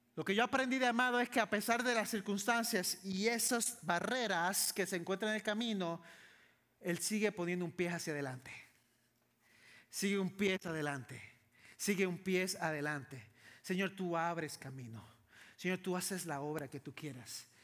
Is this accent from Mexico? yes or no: no; San Juan, Puerto Rico; Yo soy de Puerto Rico Vivo, crecí, nací en San Juan, Puerto Rico, la capital.